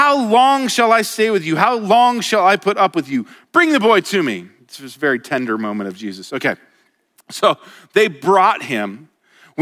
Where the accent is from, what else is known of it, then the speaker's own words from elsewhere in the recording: Colorado, United States; moved away as an adult; now in Montana, United States; I was from Colorado